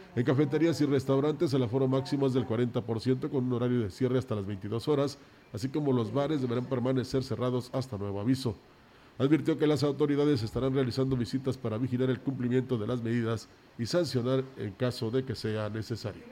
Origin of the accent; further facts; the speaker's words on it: Mexico; así somos los mexicanos y más los vallenses